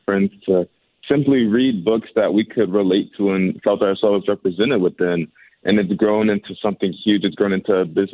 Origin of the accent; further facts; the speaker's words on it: St. Louis, Missouri, United States; my hometown in St. Louis